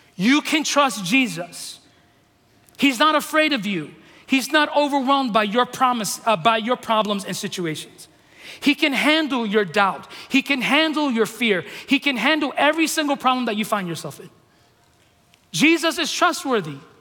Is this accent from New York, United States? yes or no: yes; New York City, New York, United States; moved away; I'm from New York City